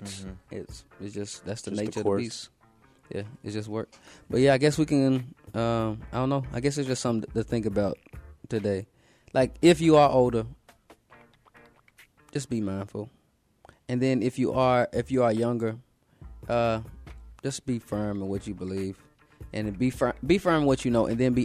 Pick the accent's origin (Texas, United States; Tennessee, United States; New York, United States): Tennessee, United States; Memphis